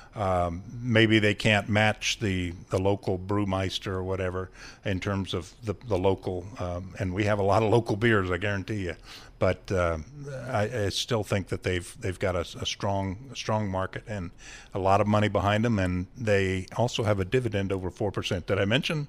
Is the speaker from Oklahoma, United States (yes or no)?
no; Ohio, United States; I'm from Ohio, and we have a lot of corn, and we have corn mazes